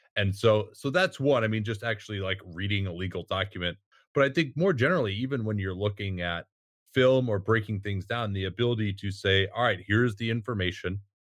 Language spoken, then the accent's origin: English; Chicago, Illinois, United States; moved away; also born or lived in San Francisco; growing up in Chicago and, and watching the nineties Bulls